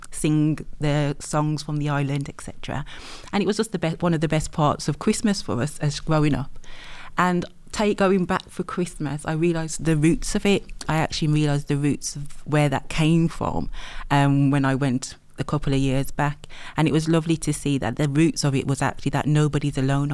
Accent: West Bromwich, West Midlands, United Kingdom; accent: Brummie; Sandwell girl. So I'm from West Bromwich

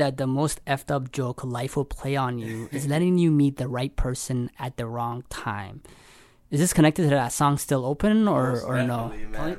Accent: London, Ontario, Canada; moved away as an adult; now in Toronto, Canada; I'm originally from London, Ontario. I moved to Toronto two years ago

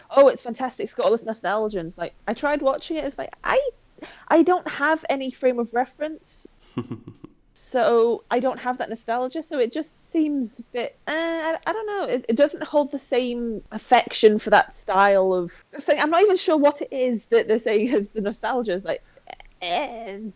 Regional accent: Skelmersdale, North West England, United Kingdom; I grew up in the northwest of England, about an hour away from, from both Liverpool and Manchester

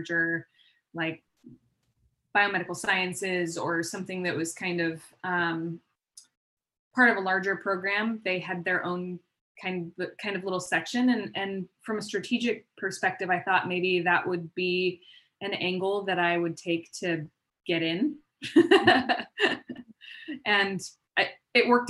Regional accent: Palm Springs, California, United States; moved away as an adult; also born or lived in Bay Area / Denver; now in San Diego, United States; I grew up in Palm Springs, and then I pretty much stayed there for a majority of my upbringing

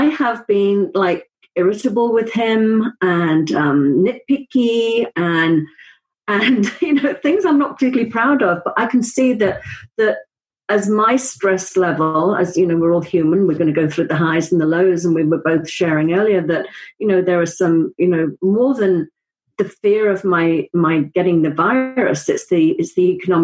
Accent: Wales, United Kingdom; I'm from Wales.

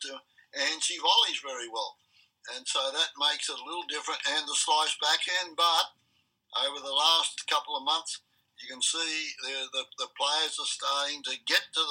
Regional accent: Australia; moved away as an adult; now in United States; I'm an Australian through and through

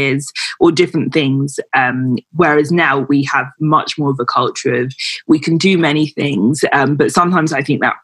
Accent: Nigeria; I'm Nigerian

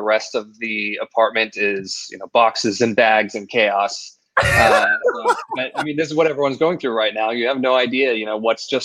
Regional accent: Idaho, United States; I grew up in Idaho

